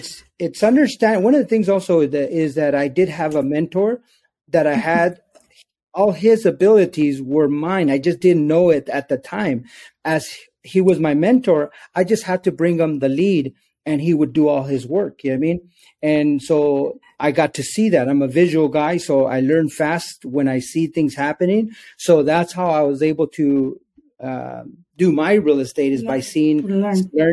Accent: Santa Fe Springs, California, United States; also born or lived in Downey; I grew up in Santa Fe Springs. I was born in Downey

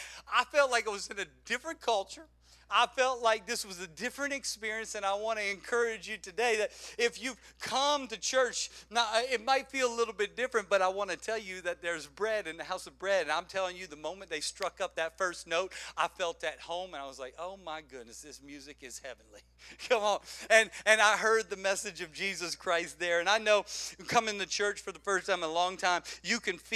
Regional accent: South Louisiana, United States; moved away as an adult; now in Salisbury, Maryland, United States; I'm from South Louisiana

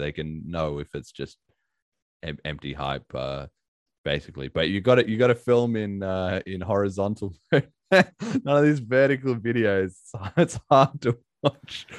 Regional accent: Australia; being an Aussie

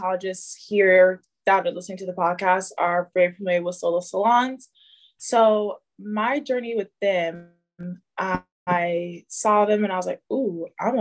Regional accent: San Diego, California, United States; also born or lived in Detroit, Michigan; I'm Detroit born, San Diego raised

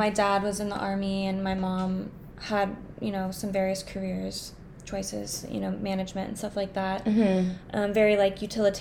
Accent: Alaska, United States; Growing up in Alaska

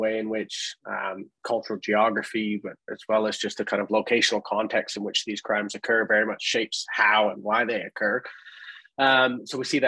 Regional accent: Canada; moved away as an adult; as a Canadian

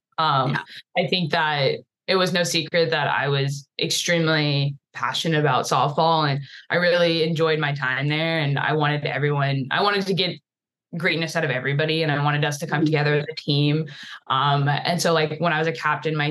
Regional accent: Houston, Texas, United States; moved away; I'm from Houston

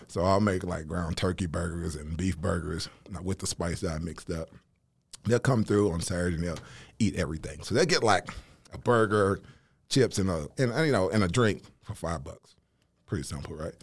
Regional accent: Nashville, Tennessee, United States; also born or lived in Huntsville, Alabama; I'm originally from Nashville, Tennessee

